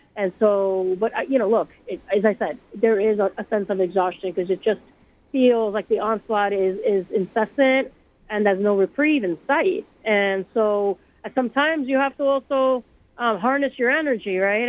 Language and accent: English; Puerto Rico; now in New York, United States; I grew up in Puerto Rico